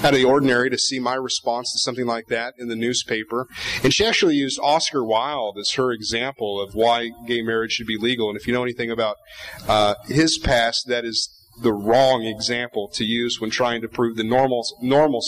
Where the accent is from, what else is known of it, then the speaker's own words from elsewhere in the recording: Montana, United States; the Big Sky State, disappointed to see that in my hometown, in my community, in the county where I live and raise my children